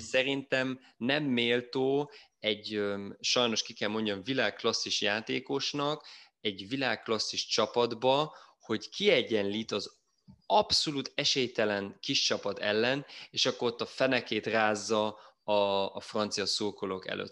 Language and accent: Hungarian; Germany; itt élek, itt születtem Németországban